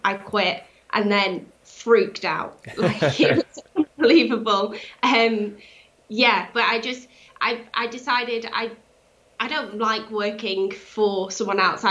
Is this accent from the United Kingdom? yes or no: yes; Cheshire, North West England, United Kingdom; Born and bred in Cheshire